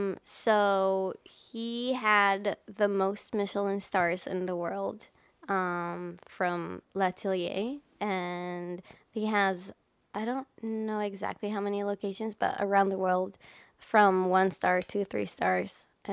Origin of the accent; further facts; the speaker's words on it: Ovda, Israel; also born or lived in Hatzerim / Re'ut; I was born in Ovda, which is an air base.